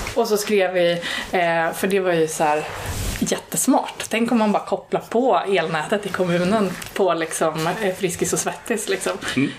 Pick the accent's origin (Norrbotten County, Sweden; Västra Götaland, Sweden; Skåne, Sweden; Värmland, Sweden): Värmland, Sweden; Arvika; now in Stockholm, Sweden; Jag kom ju från Arvika